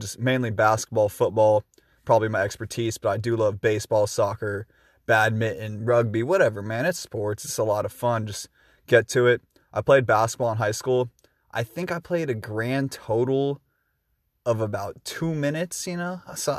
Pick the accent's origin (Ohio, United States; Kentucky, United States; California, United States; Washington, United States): Washington, United States; Shoreline; now in Seattle, United States; Live in Seattle, Washington. If you want to get really technical with it, I'm from Shoreline, Northside 206, represent baby.